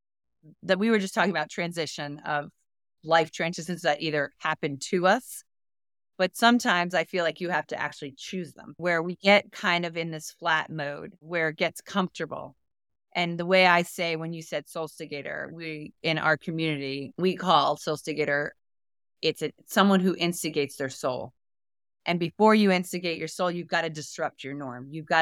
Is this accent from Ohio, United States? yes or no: no; New York, United States; also born or lived in Florida; I've been in Florida all my life back and forth, but not living. I'm a mountain girl. I came from New York.